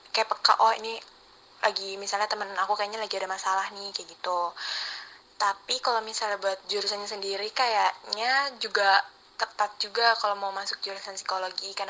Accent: Jakarta, Indonesia; saya dari Manpa, Jakarta.

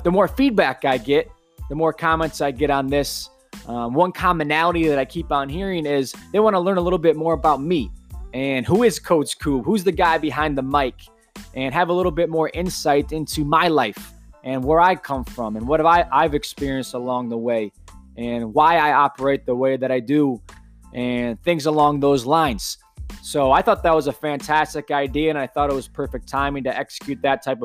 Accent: Plymouth, Michigan, United States; Born and raised in Plymouth, Michigan my entire life.

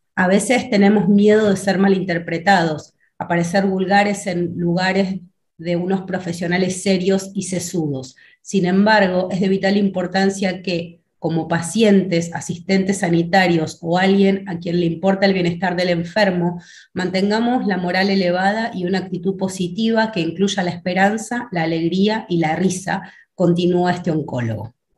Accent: Argentina; also born or lived in Buenos Aires; soy de Argentina, vivo en la ciudad de Buenos Aires

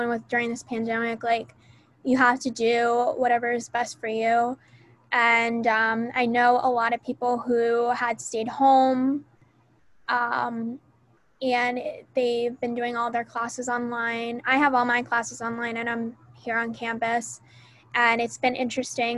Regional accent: Florida, United States; moved away as an adult; now in Tennessee, United States; I'm from out of state, I'm from Florida

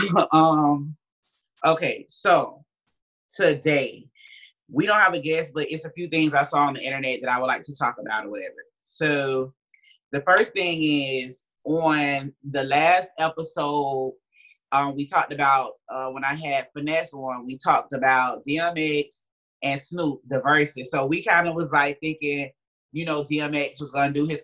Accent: Miami, Florida, United States; I'm from Miami

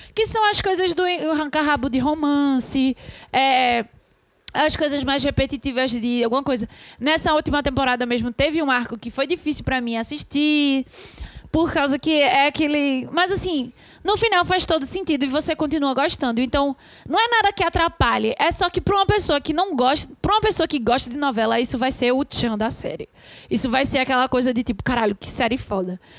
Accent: Brazil; a gente é brasileiro

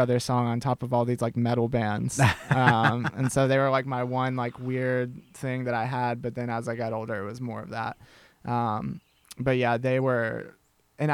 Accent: Nashville, Tennessee, United States; moved away as an adult; also born or lived in Chattanooga, Tennessee; now in Georgia, United States; growing up in Nashville

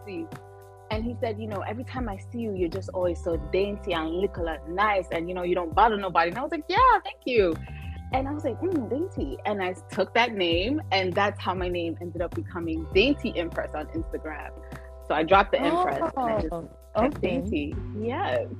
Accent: New York City, New York, United States; moved away as an adult; also born or lived in Mount Vernon, New York; now in Georgia, United States; specifically, I am from the Bronx, South Bronx, and I moved to Mount Vernon when I was a teenager, and I live in Georgia now

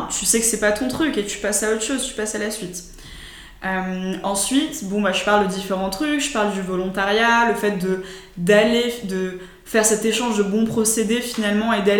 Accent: United States; qu'est-ce que c'était l'école pour moi en tant qu'Américain

